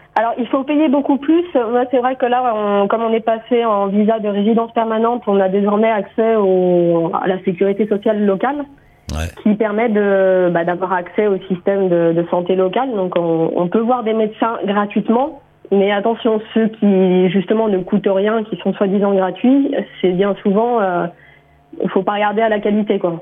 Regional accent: France; moved away as an adult; now in Australia; je me sens plus complètement, complètement française. Je sens bien que c'est, une partie de, c'est mes racines

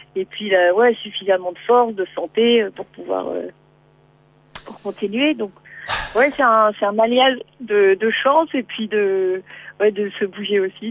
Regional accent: Beaujolais, Auvergne-Rhône-Alpes, France; moved away as an adult; also born or lived in Martinique; moi je suis du Beaujolais

